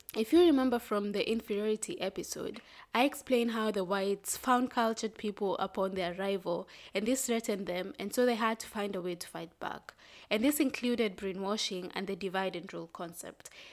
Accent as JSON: {"language": "English", "country": "Kenya", "said": "I'm proudly Kenyan"}